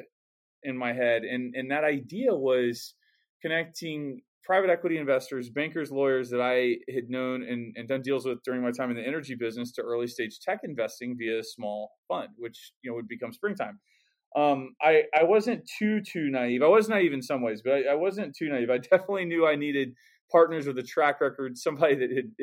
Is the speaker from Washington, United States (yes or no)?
no; Houston, Texas, United States; moved away as an adult; also born or lived in Oklahoma City / Boulder, Colorado; I was actually from Houston, Texas originally